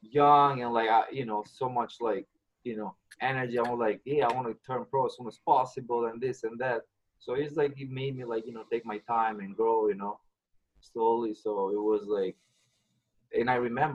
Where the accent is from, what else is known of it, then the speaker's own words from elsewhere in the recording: Albania; moved away as an adult; I'm from Albania. I immigrated here like almost 10 years ago.